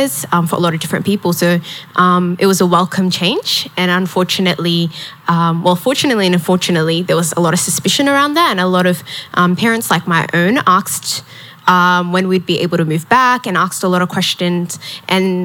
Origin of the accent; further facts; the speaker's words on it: Melbourne, Victoria, Australia; I grew up in Carlton public housing